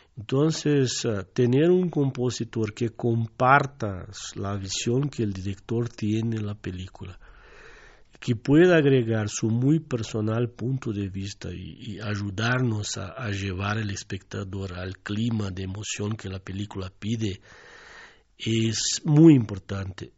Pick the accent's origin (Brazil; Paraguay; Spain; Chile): Brazil; southern Brazil; Spanish is a second language; moved away as an adult; also born or lived in Mexico; yo vengo desde el sur de Brasil